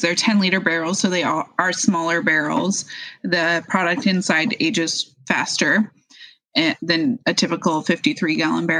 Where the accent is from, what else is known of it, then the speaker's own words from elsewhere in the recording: Edgewood, Washington, United States; also born or lived in Park City, Utah / Fox Island, Washington; I grew up in Edgewood, which is North Puyallup